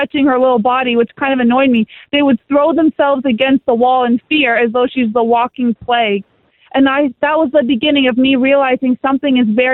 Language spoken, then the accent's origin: English; Canada; I'm a Canadian